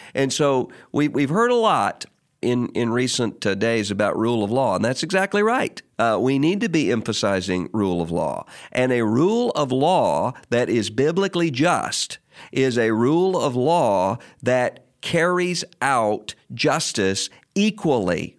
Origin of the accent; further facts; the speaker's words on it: Mississippi, United States; in my home state of Mississippi